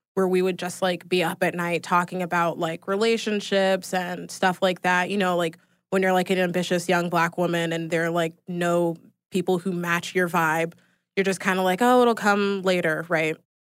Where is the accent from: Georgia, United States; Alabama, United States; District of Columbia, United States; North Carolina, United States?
Georgia, United States; Atlanta; Born and raised in Atlanta